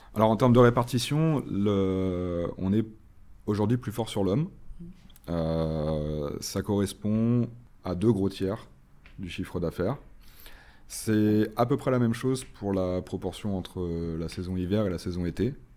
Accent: Nantes, Pays de la Loire, France; moved away as an adult; now in Paris, France; je suis originaire de Nantes, où j'ai grandi et fait la totalité de mes études, avant de rejoindre Paris il y a 11 ans maintenant

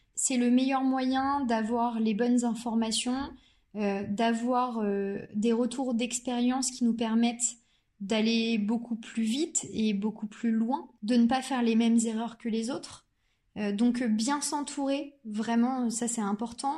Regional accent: Normandy, France; je suis originaire de Normandie euh, et j'y ai fait toutes mes études

